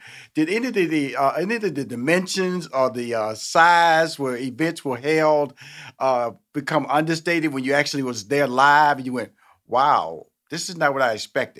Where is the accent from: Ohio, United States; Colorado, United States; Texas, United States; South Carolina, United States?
Texas, United States; Houston; I come from Houston, Texas. Like I said earlier, born in the inner city. Fifth Ward.